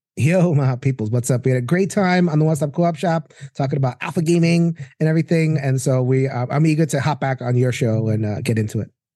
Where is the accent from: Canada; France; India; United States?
United States; New York; also born or lived in Brooklyn; I'm a New Yorker